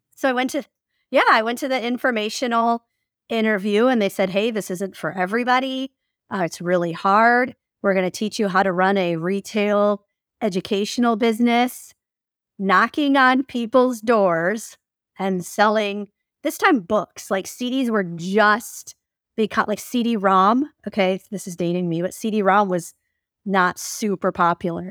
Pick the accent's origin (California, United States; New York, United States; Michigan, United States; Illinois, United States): Michigan, United States; about forty minutes north of Detroit; moved away as an adult; also born or lived in Salem, Oregon / Vancouver, Washington / Portland, Oregon; now in Florida, United States; grew up about forty minutes north of Detroit, Michigan, and, uh, very, like, suburbia, typical kind of Midwest